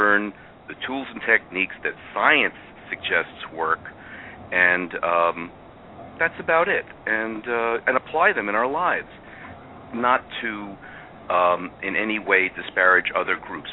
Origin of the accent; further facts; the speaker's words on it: New York City, New York, United States; accent: Brooklyn; now in Madison, United States; I am from Brooklyn, as my accent will give away.